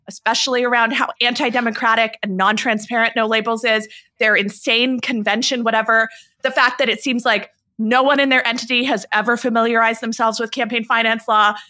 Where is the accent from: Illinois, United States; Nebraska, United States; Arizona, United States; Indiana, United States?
Arizona, United States; my home state of Arizona